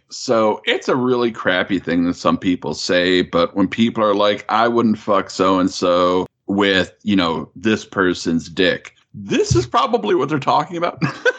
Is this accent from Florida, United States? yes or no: no; Wisconsin, United States; I'm from Wisconsin, but I'm not that kind of from Wisconsin.